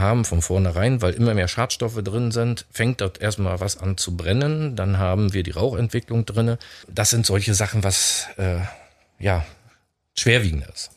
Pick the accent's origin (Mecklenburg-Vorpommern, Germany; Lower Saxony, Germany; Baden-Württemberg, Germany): Mecklenburg-Vorpommern, Germany; Stralsund; komme aus Stralsund, auch gebürtig aus Stralsund